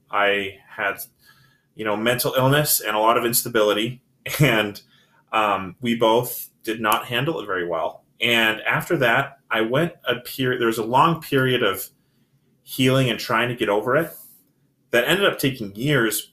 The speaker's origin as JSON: {"language": "English", "town": "Salt Lake City", "region": "Utah", "country": "United States", "tie": "born or raised there", "said": "I'm born and raised in Salt Lake"}